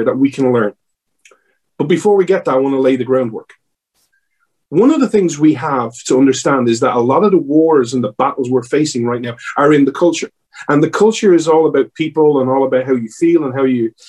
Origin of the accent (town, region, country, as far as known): Ireland; accent: Irish